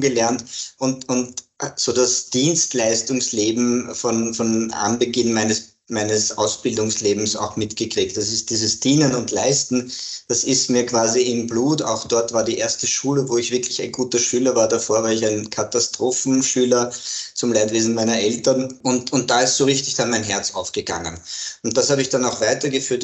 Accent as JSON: {"language": "German", "town": "Graz", "region": "Styria", "country": "Austria", "moved": "yes", "lives_now": "Vienna, Austria", "said": "ich bin ein, ein Grazer. Mhm. bin in Graz geboren, lebe aber schon sehr, sehr lange in Wien"}